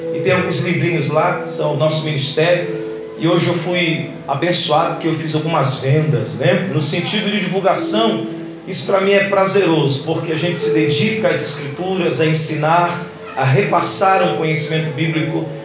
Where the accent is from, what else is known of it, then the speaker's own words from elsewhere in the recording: Belém, Pará, Brazil; moved away; lá de Belém do Pará, da minha terra de origem